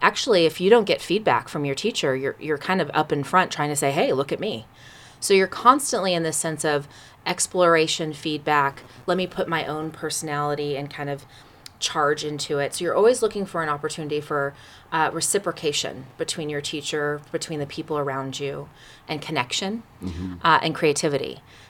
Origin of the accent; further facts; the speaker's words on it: Sacramento, California, United States; also born or lived in Oakland / New York City; I grew up in California. I was born in Oakland.